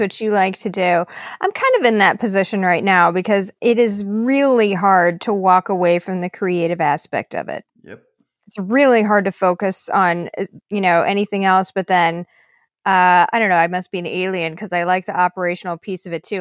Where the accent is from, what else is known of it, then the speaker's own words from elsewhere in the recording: Minnesota, United States; also born or lived in East Coast, United States; we moved to Minnesota when I was a, a girl